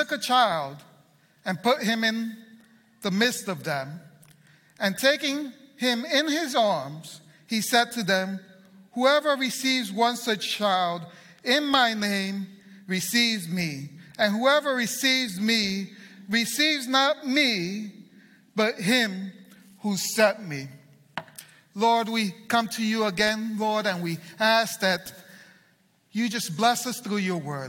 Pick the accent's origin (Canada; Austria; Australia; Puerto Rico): Puerto Rico; I'm Puerto Rican.